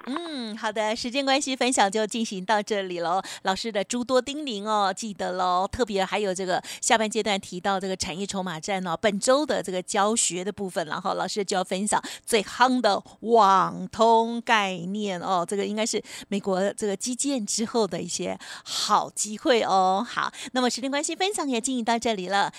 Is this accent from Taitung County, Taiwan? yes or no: yes; Taitung, Taitung County, Taiwan; 我是台东人